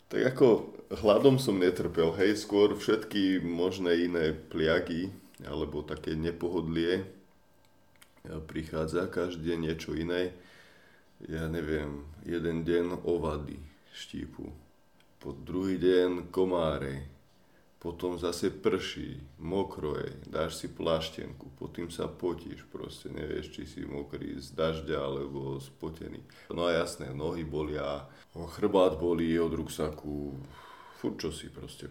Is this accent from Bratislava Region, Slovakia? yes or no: yes; Bratislava, Bratislava Region, Slovakia; Ja som z Bratislavy, tak som začal na východe, nech sa približujem domov